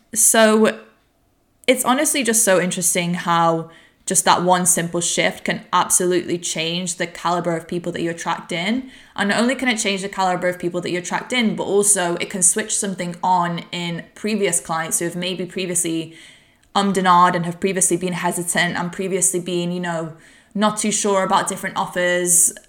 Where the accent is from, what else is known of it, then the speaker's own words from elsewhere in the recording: Warrington, North West England, United Kingdom; moved away; I'm recording this podcast from my hometown of Warrington